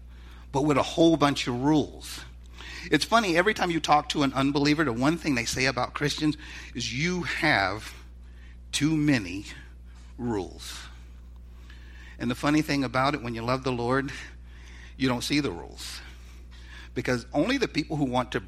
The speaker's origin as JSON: {"language": "English", "region": "the South", "country": "United States", "said": "I'm from the South"}